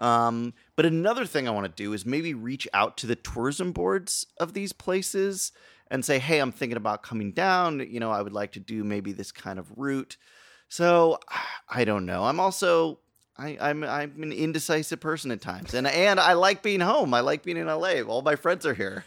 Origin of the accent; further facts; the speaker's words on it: United States; as an American